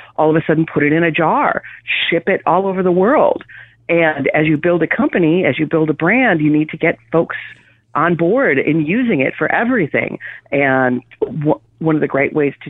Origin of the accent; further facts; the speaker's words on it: Wisconsin, United States; growing up in Wisconsin, Canada light, as we usually like to say. We grew up with these recipes